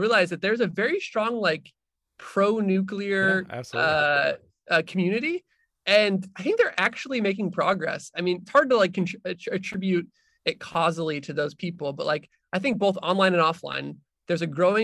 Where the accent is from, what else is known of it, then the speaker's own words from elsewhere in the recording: Arizona, United States; moved away as an adult; now in Washington, D.C., United States; I am from Arizona originally.